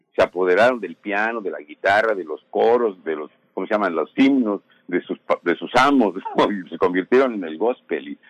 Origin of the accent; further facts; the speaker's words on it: Mexico; somos mexicanos